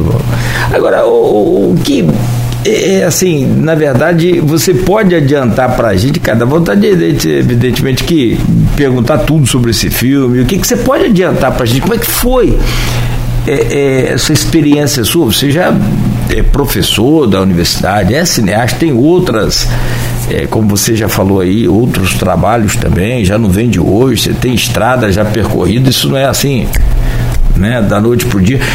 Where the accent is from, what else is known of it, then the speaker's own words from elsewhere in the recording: Campos dos Goytacazes, Rio de Janeiro, Brazil; a gente é de Campos